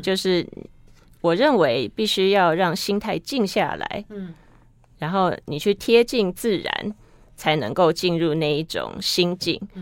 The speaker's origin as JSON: {"language": "Chinese", "country": "Taiwan", "moved": "yes", "said": "我们台湾人"}